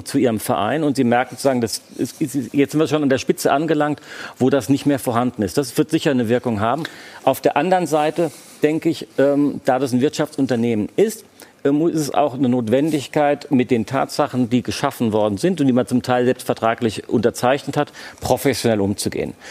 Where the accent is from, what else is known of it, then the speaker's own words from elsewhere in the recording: Frankfurt, Hesse, Germany; now in Berlin, Germany; Frankfurt ist meine Heimatstadt